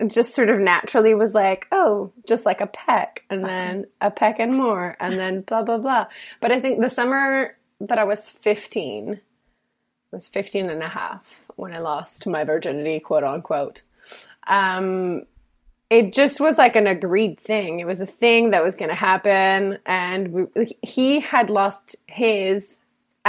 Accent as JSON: {"language": "English", "country": "Switzerland", "tie": "born or raised there", "said": "I grew up in Switzerland, but every summer we went to our holiday house in Croatia, because my dad's Croatian"}